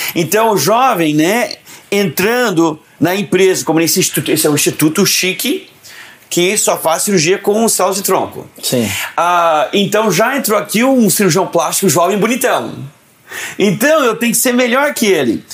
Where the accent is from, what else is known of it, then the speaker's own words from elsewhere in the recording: São Paulo, Brazil; now in United States; Eu sou paulistano